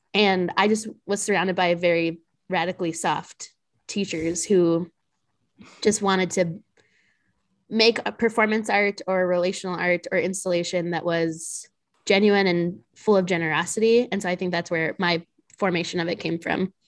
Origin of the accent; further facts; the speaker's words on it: New Mexico, United States; now in Chicago, United States; I'm originally from New Mexico